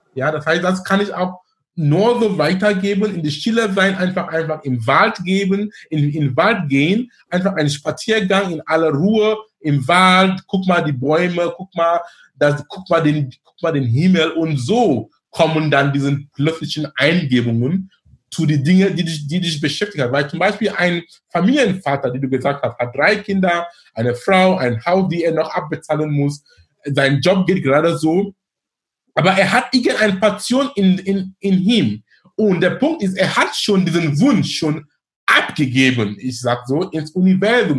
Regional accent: Cameroon; now in Hamburg, Germany; in Kamerun, wo ich herkomme

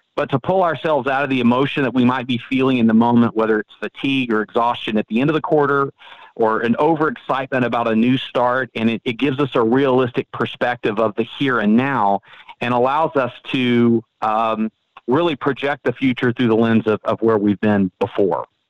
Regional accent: Frisco, Texas, United States; I am from Frisco, Texas

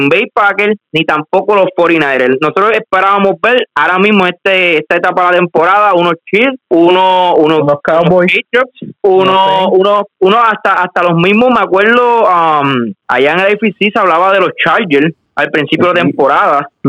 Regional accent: Puerto Rico; nosotros también como puertorriqueños

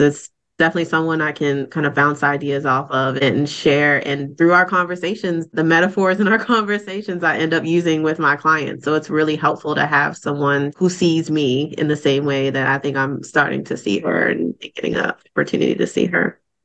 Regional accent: Baltimore, Maryland, United States; now in Raleigh, United States; I actually live and work in Raleigh, North Carolina, but I was born and raised in Baltimore, Maryland

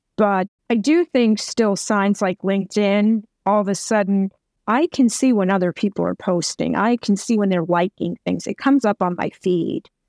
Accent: New York, United States; I'm from New York

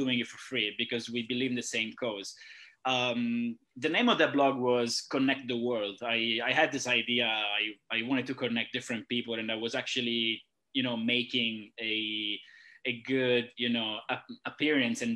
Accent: Southern Italy, Italy; moved away as an adult; also born or lived in Sweden; now in Thailand; When I was 13, with my family, we moved from south to north for my parents' job

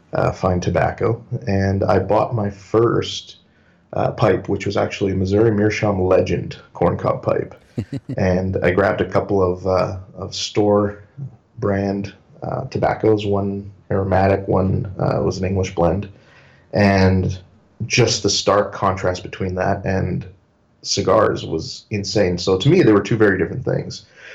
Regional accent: Winnipeg, Manitoba, Canada; also born or lived in Paraguay; I've been here I was born here, but, I grew up in Paraguay, South America. So I was there for several years until I was about 11 years old. And since then, I've lived here in Canada, in Winnipeg.

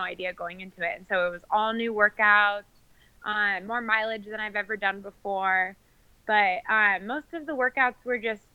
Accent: Coeur d'Alene, Idaho, United States; now in Boise, United States; I was actually born in Coeur d'Alene, Idaho

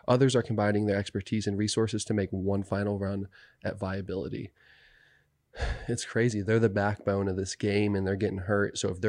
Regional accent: New Jersey, United States; I grew up in New Jersey, but we'd Jersey and New York pizza shops always carried this Jones Soda.

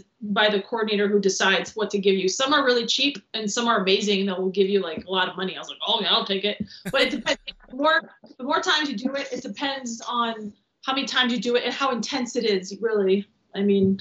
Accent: Transylvania, Romania; also born or lived in Michigan, United States; now in Los Angeles, United States; And I'm from Transylvania

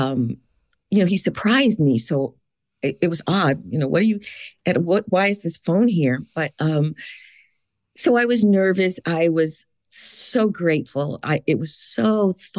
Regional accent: San Francisco, California, United States; moved away as an adult; now in Atlanta, United States; I was born here in Atlanta, but I was raised in San Francisco. I moved back here about 22 years ago.

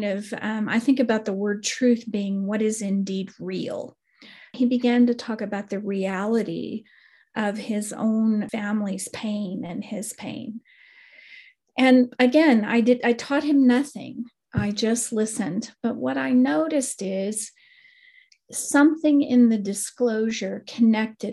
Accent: West Texas, United States; I come from West Texas originally, and West Texans, it's terrible, violent language, but we use the word like kill shot.

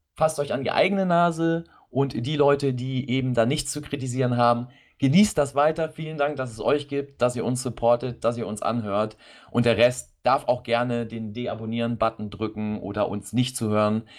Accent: Germany; bei uns in Deutschland

